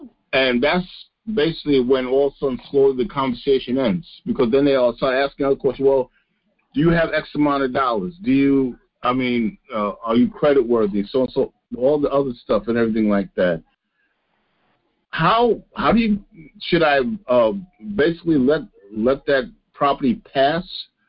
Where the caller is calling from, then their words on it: New York, United States; I'm calling from New York.